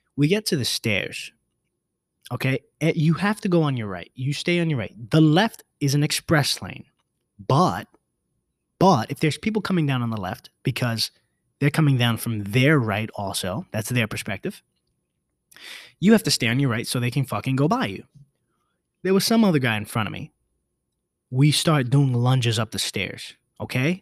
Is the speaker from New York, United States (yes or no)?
yes; New York City, New York, United States; I'm a New Yorker